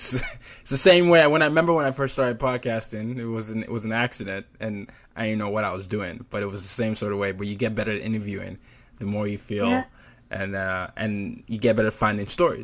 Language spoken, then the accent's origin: English; Nigeria; also born or lived in Sweden; But you should definitely do a story in Nigeria, my home country.